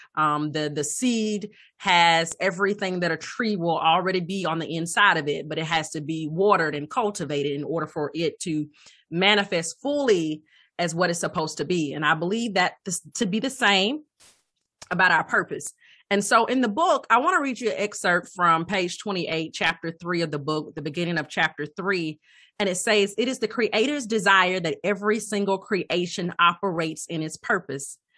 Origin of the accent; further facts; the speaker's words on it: Alabama, United States; moved away as an adult; also born or lived in Atlanta / Cleveland / Hoover, Alabama; I hail from Alabama, born, raised in Alabama